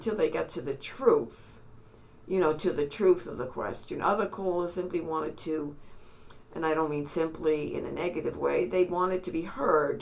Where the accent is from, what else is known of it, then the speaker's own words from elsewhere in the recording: New York City, New York, United States; I was from New York City